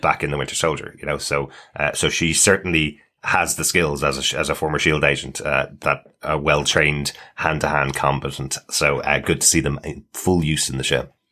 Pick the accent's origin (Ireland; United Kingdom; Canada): Ireland; especially as Irish people having, uh, lived through decades of terrorism in Ireland